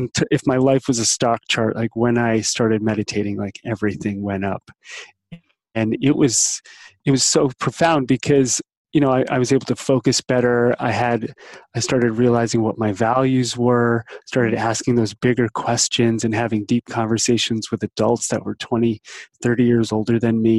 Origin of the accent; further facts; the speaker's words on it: New Jersey, United States; I grew up in New Jersey on the East Coast outside of New York City.